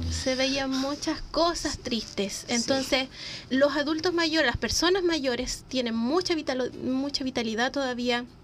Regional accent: Santiago, Santiago Metropolitan Region, Chile; moved away as an adult; now in Chillán, Chile; Yo antes de venirme a Chillán, bueno, yo soy de Santiago, siempre fui, me vine allá, llevo aquí ocho años

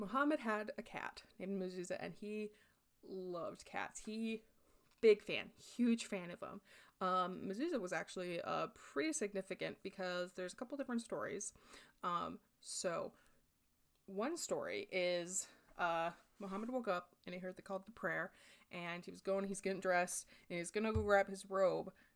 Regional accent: Midwest, United States; I was raised in the Midwest, white Midwest, like, Catholic raised, but not anymore

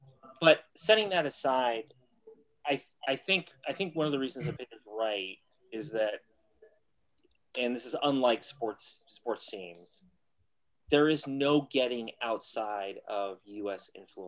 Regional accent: San Diego, California, United States; moved away as an adult; now in Boston, United States; I'm originally from San Diego. {S1} Okay. {S4} I was born and raised and didn't come out to Boston until I was 18.

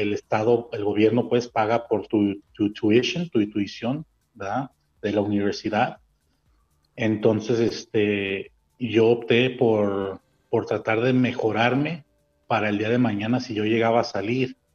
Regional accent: Montebello, California, United States; moved away as an adult; now in Mexico; yo dije de Montebello porque fue donde yo me crié mayor parte de, que es en el este de Los Ángeles

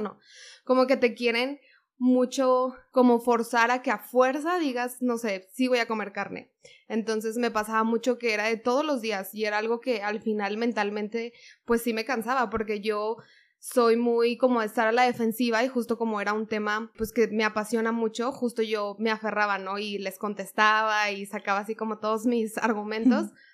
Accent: Monterrey, Nuevo León, Mexico; yo soy de Monterrey, entonces pues la cultura en Monterrey es carne asada todo el fin de semana. Y justo mi familia es muy regia

